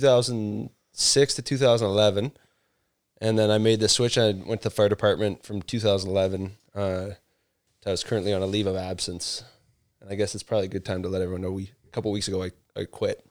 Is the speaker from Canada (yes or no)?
yes; Canada; moved away; also born or lived in London, Ontario; I'm from Canada